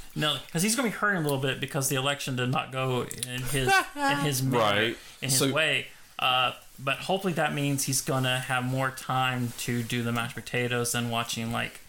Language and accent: English; United States; I'm American.